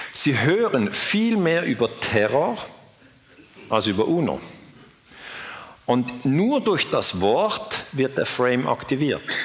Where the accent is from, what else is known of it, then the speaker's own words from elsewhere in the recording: Switzerland; ich bin Schweizer